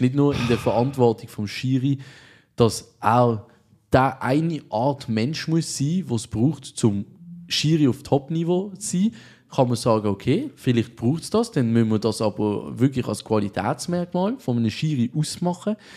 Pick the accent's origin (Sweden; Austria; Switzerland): Switzerland; Als Schweizer haben wir nichts Besseres